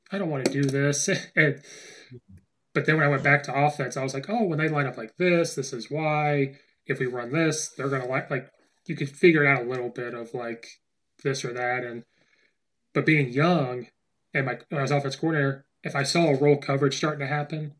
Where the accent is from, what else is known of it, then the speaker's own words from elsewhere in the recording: Central Illinois, United States; moved away as an adult; now in Chicagoland, United States; I'm from Central Illinois. We don't have private schools.